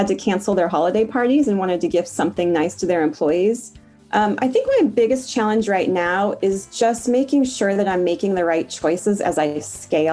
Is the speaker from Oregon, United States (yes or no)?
yes; Portland, Oregon, United States; I'm from Portland, Oregon